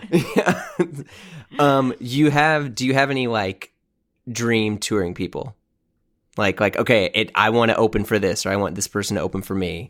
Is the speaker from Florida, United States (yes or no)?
no; St. Louis, Missouri, United States; moved away as an adult; also born or lived in New York; just moved back to my hometown. So I'm in Saint Louis, Missouri, in, in the Midwest